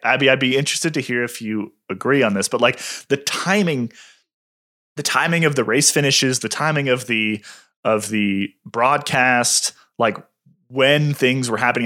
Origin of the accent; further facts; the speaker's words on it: United States; As an American